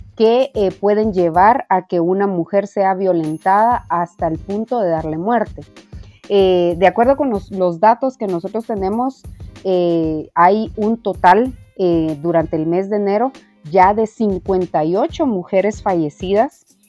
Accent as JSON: {"language": "Spanish", "country": "Guatemala", "said": "como sociedad guatemalteca"}